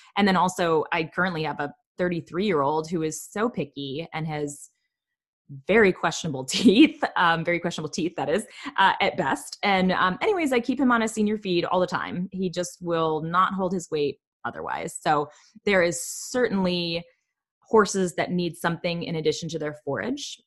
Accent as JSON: {"language": "English", "region": "Michigan", "country": "United States", "said": "I'm from Michigan"}